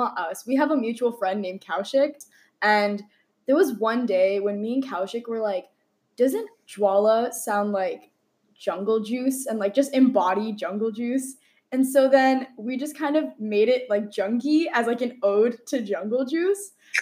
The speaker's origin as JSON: {"language": "English", "area": "Long Island", "region": "New York", "country": "United States", "tie": "born or raised there", "moved": "as an adult", "said": "I'm from Long Island, New York, and I went to a high school called Herricks High School."}